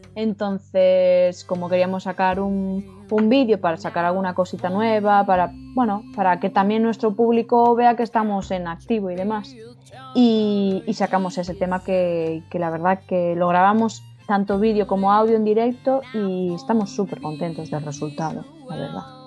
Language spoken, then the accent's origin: Spanish; Ibi, Valencian Community, Spain; now in Galicia, Spain; mi corazoncito ibense